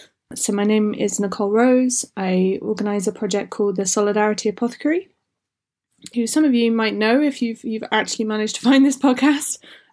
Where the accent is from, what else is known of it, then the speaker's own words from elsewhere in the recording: England, United Kingdom; also born or lived in Wales / Scotland; I grew up in England and Wales and Scotland